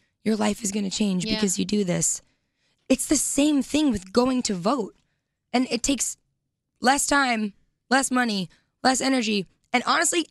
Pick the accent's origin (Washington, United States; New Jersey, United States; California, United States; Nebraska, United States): New Jersey, United States; moved away as an adult; also born or lived in New York City; But I'm from Jersey